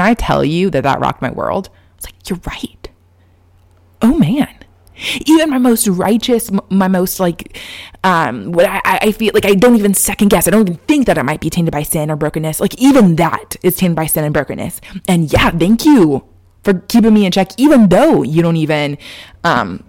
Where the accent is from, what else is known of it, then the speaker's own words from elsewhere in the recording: Texas, United States; moved away; Growing up in Texas